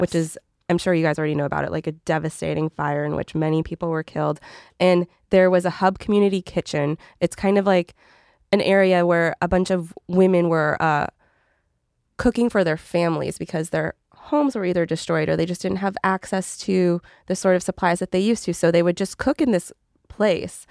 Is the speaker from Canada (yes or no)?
yes; Canada; I'm Canadian